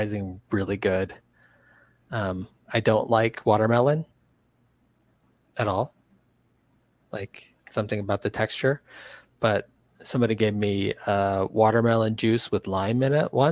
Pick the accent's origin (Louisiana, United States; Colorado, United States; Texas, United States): Louisiana, United States; moved away; also born or lived in New England; I grew up in Louisiana, and so I've had lots of interesting food combos that people in the West don't necessarily get